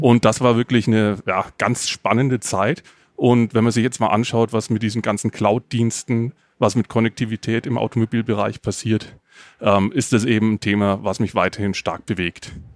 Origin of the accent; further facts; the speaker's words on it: the area around Nuremberg, Bavaria, Germany; ich komme aus der Gegend um Nürnberg